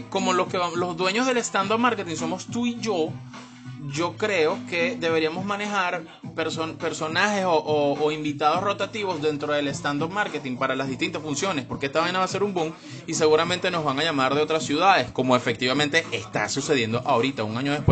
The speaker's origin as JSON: {"language": "Spanish", "country": "Venezuela", "said": "todos somos, todos somos, todo venezolano es storyteller"}